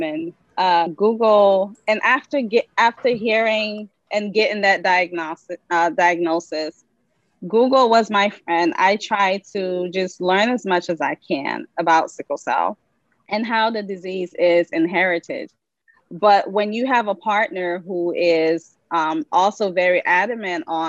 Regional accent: Liberia; moved away; I'm originally from Liberia, that's West Africa.

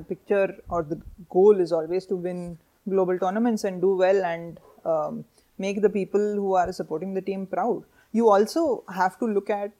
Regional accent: India; also born or lived in Pune / Mumbai; as an Indian team

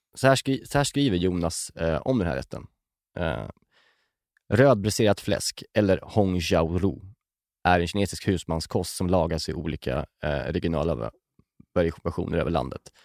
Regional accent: Björkvik, Södermanland, Sweden; när jag växte upp. Eh, vi åkte ju mycket moppe. Alltså, vi hängde, vi hängde runt liksom, i, runt en kiosk i det samhället, Björkvik, där jag kommer ifrån

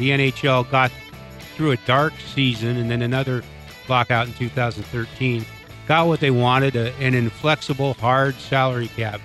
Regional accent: Oregon, United States; now in Denver, United States; I grew up on the West Coast in Oregon

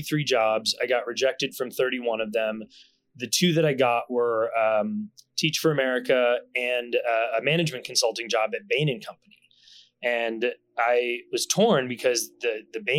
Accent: Concord, Massachusetts, United States; moved away; also born or lived in Brooklyn / California; where I grew up in Concord

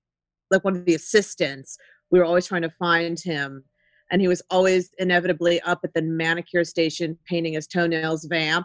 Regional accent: Ohio, United States; I'm like, I came from Ohio. Like, I was like, what the fuck is happening?

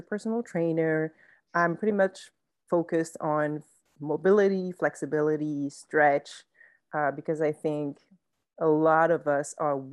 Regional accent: France; moved away as an adult; now in United States; my dad is American and my mom French, but I was born and raised in France.

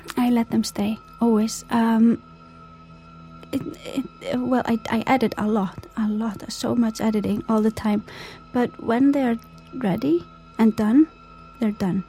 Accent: Iceland; when I'm far away from Iceland, the elements in Iceland influence me a lot as well. In the winter, it's you know, you go to work when it's dark

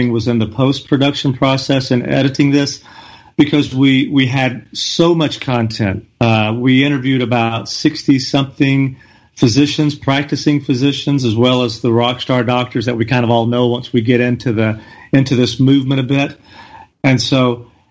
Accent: Alabama, United States; now in Chattanooga, United States; I'm from Alabama

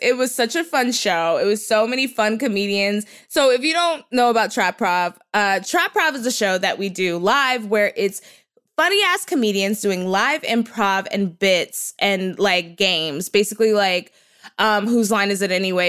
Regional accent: Texas, United States; I'm from Texas

